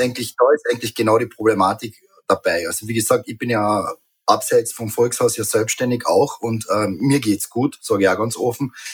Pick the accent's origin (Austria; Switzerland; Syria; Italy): Austria; Carinthia; bei uns in Kärnten